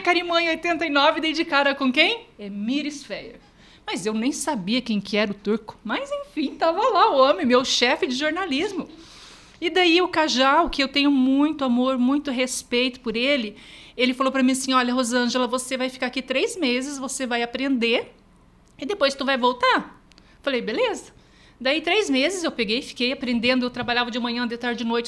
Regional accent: Ubiratã, Paraná, Brazil; Eu sou de Ubiratã, uma cidadezinha perto daqui, 90 quilômetros daqui

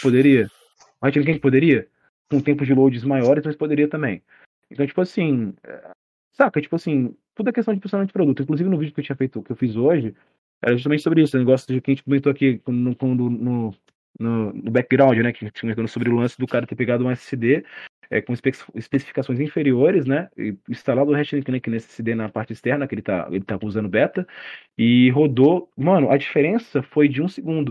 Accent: Cuiabá, Mato Grosso, Brazil; Eu sou brasileiro, né, de Cuiabá

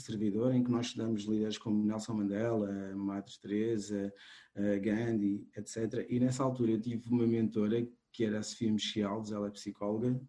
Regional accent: Cape Verde; now in Portugal; eu sou cabo-verdiano, embora agora também já seja português, mas nasci em Cabo Verde.

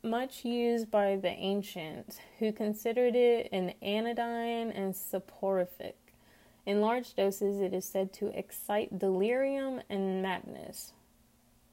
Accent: Texas, United States; accent: twangy; I do know where I live in Texas

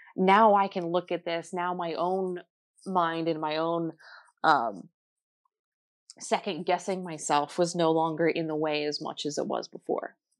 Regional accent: New Jersey, United States; I was born in New, New Jersey

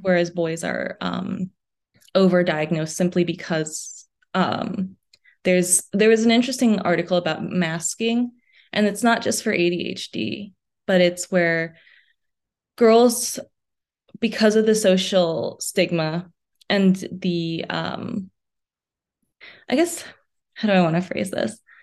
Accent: United States; also born or lived in New York City, New York / New Jersey / Midwest; being originally from New York City and then moving to New Jersey. So, I say that I'm from the tri-state area.

